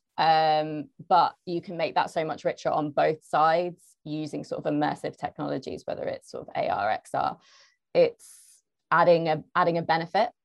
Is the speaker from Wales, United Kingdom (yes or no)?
no; London, United Kingdom; I'm from London, um, I work at Zapper